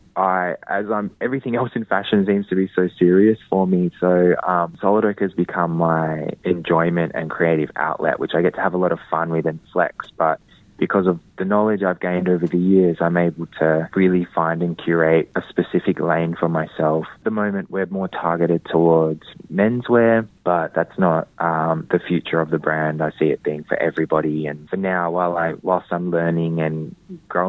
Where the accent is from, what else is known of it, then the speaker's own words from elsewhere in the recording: Perth, Western Australia, Australia; as a Whadjuk Noongar man growing up in Boorloo, Perth, growing up amongst a community